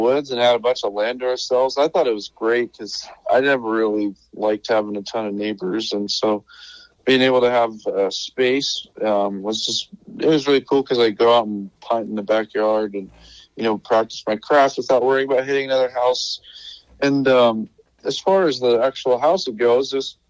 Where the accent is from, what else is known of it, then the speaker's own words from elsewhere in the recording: Helena, Montana, United States; moved away as an adult; also born or lived in Lincoln, Nebraska; I'm from Helena, but okay. We had a little cabin outside of Helena